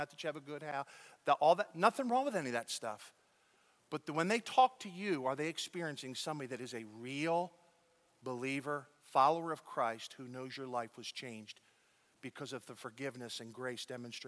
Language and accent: English; United States; now in Dallas, United States; I'm as American can be